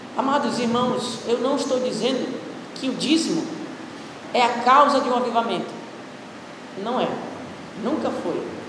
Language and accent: Portuguese; Pará, Brazil; Eu sou paraense